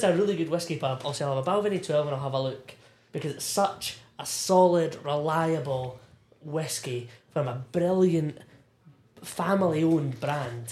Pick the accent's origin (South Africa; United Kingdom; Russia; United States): United Kingdom; Irvine, Scotland; also born or lived in East Linton; being from from Irvine, born born and raised in Irvine, North Ayrshire